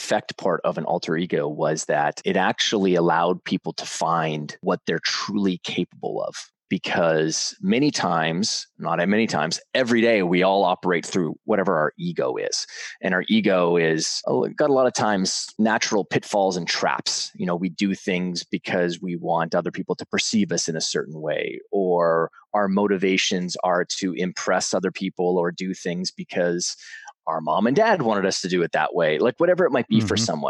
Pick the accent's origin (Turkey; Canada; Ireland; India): Canada; Western Canada; now in New York City, United States; from New York City by way of growing up on a big farm and ranch in Western Canada